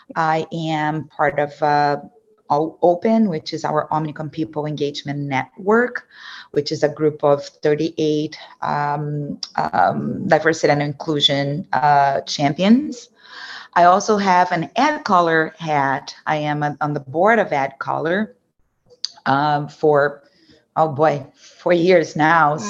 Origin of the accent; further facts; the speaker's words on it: Brazil; English is a second language; moved away as an adult; also born or lived in São Paulo, Brazil / Dallas, United States / New York, United States; now in United States; I was born and raised in Brazil